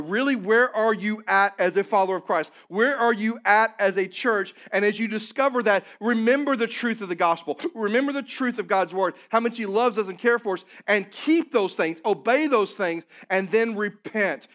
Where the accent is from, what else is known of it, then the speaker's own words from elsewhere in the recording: Poplar Bluff, Missouri, United States; moved away; Papa Bluff, my hometown, it's not a large community, it's about seventeen, eighteen thousand people